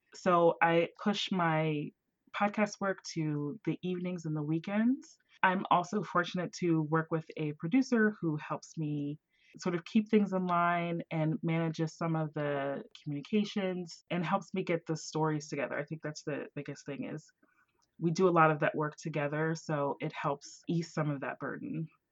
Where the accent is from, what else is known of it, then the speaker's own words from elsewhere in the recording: Southern West Virginia, United States; moved away; I was born and raised in a little town in, in West Virginia, Southern West Virginia, right next to Ohio.